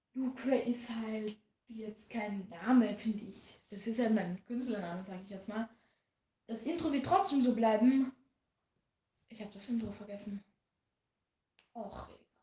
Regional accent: Austria; accent: Austrian dialect; first language German; ich bin ein Österreicher, das heißt, ich habe ein bisschen Dialekt

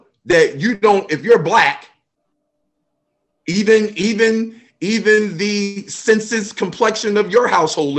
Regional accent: New Jersey, United States; moved away as an adult; now in Baltimore, United States; I'm from New Jersey. When I taught in New Jersey, I taught where I grew up, the hood

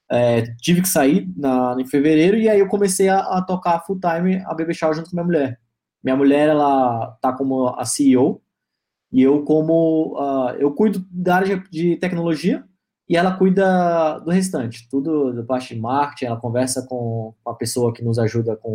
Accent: Manaus, Amazonas, Brazil; ela é de Pernambuco, eu sou de Manaus

